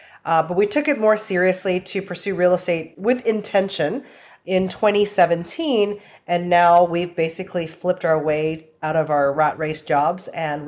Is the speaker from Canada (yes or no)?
yes; Canada; also born or lived in Toronto / Vancouver / Calgary / Hong Kong; now in Austin, United States; I live in Austin, Texas. I've been here for about 8 years now. I'm originally from Canada, like parts of Toronto, Vancouver, Calgary, and Hong Kong.